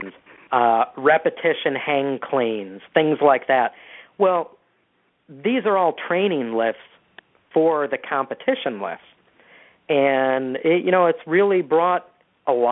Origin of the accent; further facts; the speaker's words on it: Detroit, Michigan, United States; I'm from Michigan originally. I grew up in the Detroit area